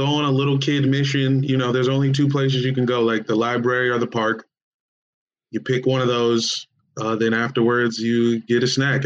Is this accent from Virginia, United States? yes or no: yes; Woodbridge, Virginia, United States; I grew up in Northern Virginia, like a couple towns. So it's like the suburbs of D.C., basically.